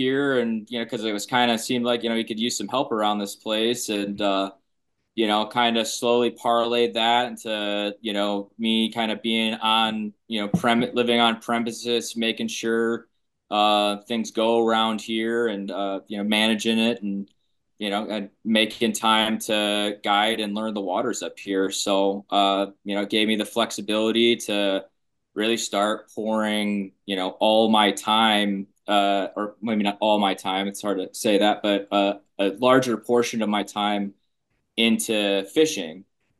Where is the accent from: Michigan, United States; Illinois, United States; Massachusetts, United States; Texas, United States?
Illinois, United States; I do have to admit I am a transplant from Illinois, but got a little bit of everywhere in me.